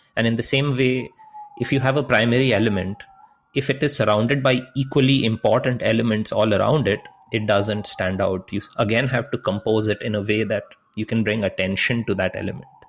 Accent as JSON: {"language": "English", "country": "India", "tie": "born or raised there", "moved": "yes", "said": "when I was growing up in India"}